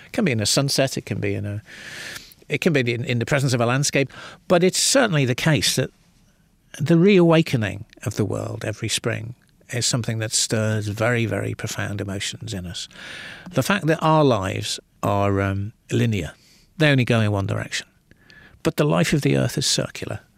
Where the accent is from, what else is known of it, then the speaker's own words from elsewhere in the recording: Liverpool, North West England, United Kingdom; I grew up in the northwest of England